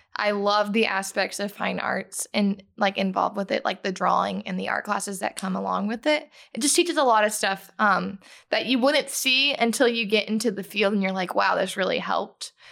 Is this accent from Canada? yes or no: no; Fort Myers, Florida, United States; I'm from Fort Myers, Florida